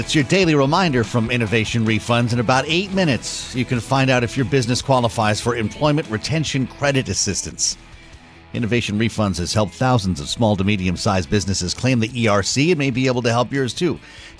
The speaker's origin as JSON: {"language": "English", "region": "New England", "country": "United States", "said": "I'm from New England. I can tell you they're all wood stoves up there."}